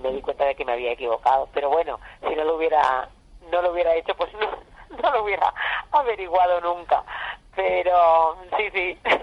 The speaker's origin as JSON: {"language": "Spanish", "region": "Extremadura", "country": "Spain", "tie": "born or raised there", "also_born_or_lived": "Badajoz", "said": "como todas las chicas, chicos de mi, de mi tierra, cuando éramos pequeños, eh, en los años 70"}